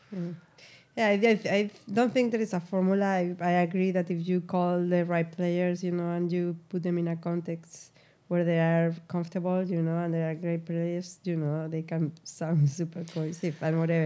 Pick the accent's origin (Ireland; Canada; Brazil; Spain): Spain; moved away as an adult; now in New York, United States; I'm from Spain